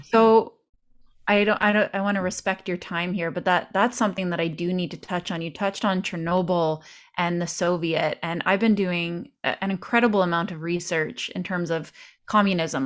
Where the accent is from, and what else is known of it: Canada